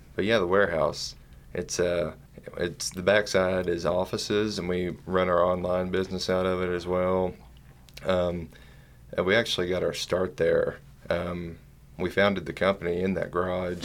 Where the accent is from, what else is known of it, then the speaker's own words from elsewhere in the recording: Eastern Kentucky, United States; we're from Eastern Kentucky